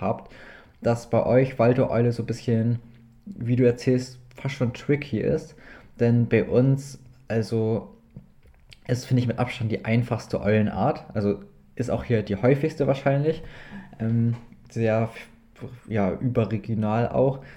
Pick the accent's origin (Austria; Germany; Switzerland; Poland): Germany; East Frisia, Lower Saxony; bei uns in Ostfriesland